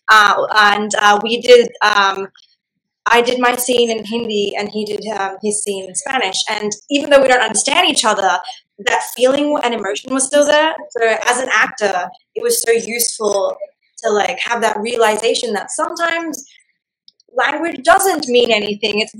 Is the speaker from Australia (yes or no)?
yes; Australia; first language Gujarati; English is a second language; moved away; also born or lived in India; Uh, so I also was born in India, and then I grew up in Australia. So I know I speak English, Gujarati, which is my mother tongue, and Hindi.